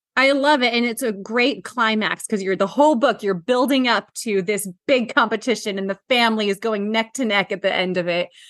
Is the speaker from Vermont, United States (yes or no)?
no; Washington, United States; my hometown of Oh. Washington